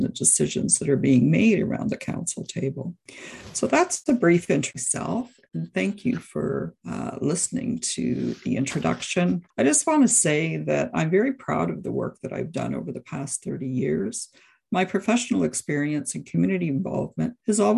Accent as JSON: {"language": "English", "town": "Brantford", "region": "Ontario", "country": "Canada", "tie": "born or raised there", "said": "my husband, Greg, and I are proud lifelong Brantford residents. I grew up in Ward 4"}